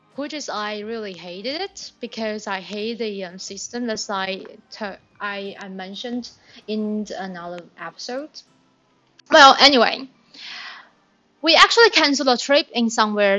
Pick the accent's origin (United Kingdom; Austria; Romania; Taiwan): Taiwan; Taipei; English is a second language; moved away as an adult; also born or lived in Australia; I was from Taipei, I spent more than 20 years in Taipei